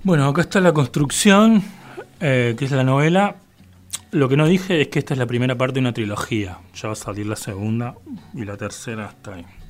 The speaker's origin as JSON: {"language": "Spanish", "region": "Córdoba", "country": "Argentina", "also_born_or_lived": "La Boca, Buenos Aires", "moved": "as an adult", "lives_now": "Buenos Aires, Argentina", "said": "Soy de Córdoba, em, pero nací al lado de un río. Y me mudé a la boca hace cuatro años"}